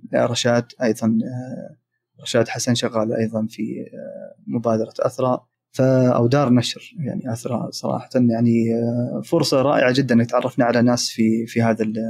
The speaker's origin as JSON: {"language": "Arabic", "country": "Saudi Arabia", "also_born_or_lived": "Manchester, United Kingdom", "said": "في التعليم عندنا في السعوديه"}